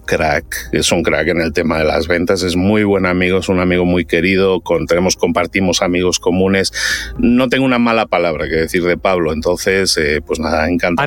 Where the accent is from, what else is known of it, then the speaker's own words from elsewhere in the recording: Barcelona, Catalonia, Spain; moved away as an adult; now in Mexico; soy de Barcelona, pero me fui a vivir a México hace ya 18 años.